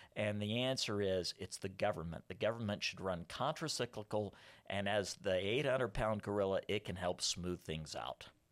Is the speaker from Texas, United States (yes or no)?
yes; south of San Antonio, South Texas, United States; also born or lived in Austin, Texas; I grew up in South Texas, was born in Austin, uh, raised south of San Antonio